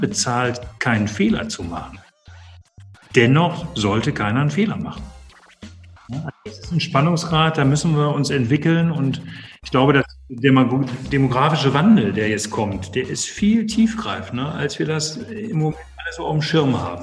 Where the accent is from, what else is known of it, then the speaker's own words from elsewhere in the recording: Essen, North Rhine-Westphalia, Germany; mich ist Ruhrgebiet meine Heimat und bin in Essen geboren und groß geworden